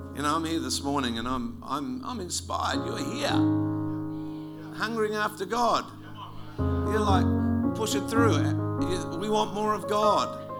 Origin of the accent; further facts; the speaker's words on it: South Australia, Australia; moved away as an adult; also born or lived in Wewak, Papua New Guinea; now in Melbourne, Australia; South Australians don't like Victorians very much. In fact, we used to have this slogan called Kick a Vic